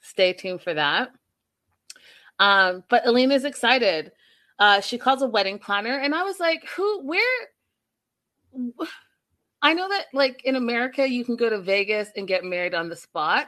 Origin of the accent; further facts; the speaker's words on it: Ontario, Canada; moved away; I'm from Ontario too, originally.